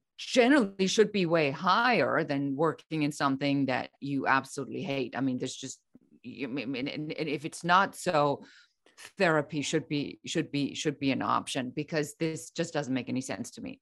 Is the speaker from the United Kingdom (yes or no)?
no; Germany; moved away as an adult; now in United States; I'm originally from Germany